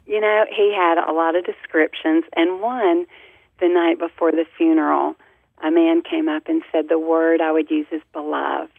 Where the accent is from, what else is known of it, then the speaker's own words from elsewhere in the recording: the South, United States; our family, we're from the South